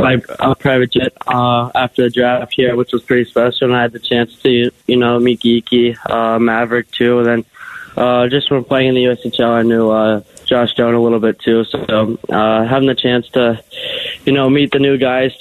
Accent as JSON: {"language": "English", "town": "Pittsburgh", "region": "Pennsylvania", "country": "United States", "tie": "born or raised there", "said": "growing up in Pittsburgh."}